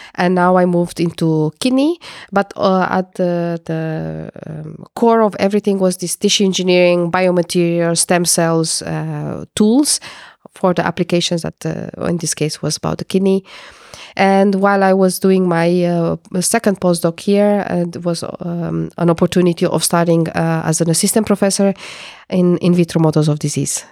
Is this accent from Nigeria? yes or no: no; Romania; moved away as an adult; also born or lived in Portugal; now in Netherlands; I am coming from Romania, and I studied physics and chemistry